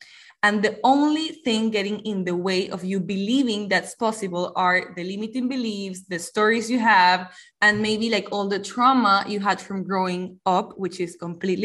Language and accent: English; Panama; I am from Panama